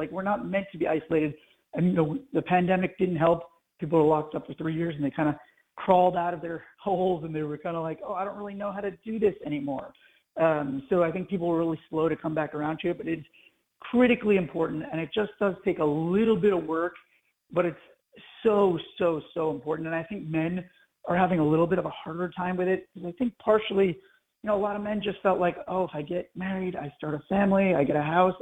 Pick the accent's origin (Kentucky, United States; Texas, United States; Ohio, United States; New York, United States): New York, United States; Long Island; now in California, United States; I moved away from Long Island to California